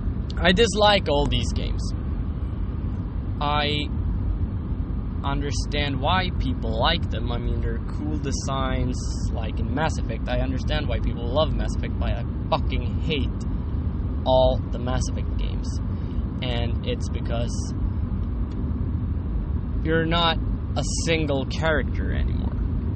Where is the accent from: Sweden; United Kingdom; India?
Sweden; English is a second language; Sorry, I'm from Sweden and I don't speak English that often anymore